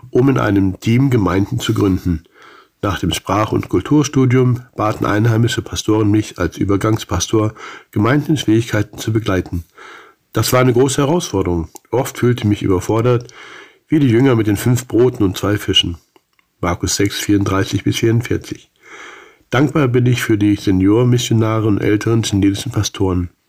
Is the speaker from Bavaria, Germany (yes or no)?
no; Salzgitter, Lower Saxony, Germany; Nach zwei gesegneten Jahren mit OM lud mich in meiner Heimatstadt Salzgitter das Rentner-Ehepaar Fritz und Ruth zu einem Bibelkreis ein.